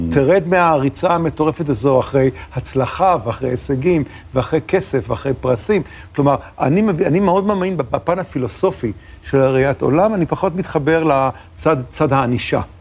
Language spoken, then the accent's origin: Hebrew; Ramat Gan, Tel Aviv District, Israel; also born or lived in New York; בתור נער רמת גני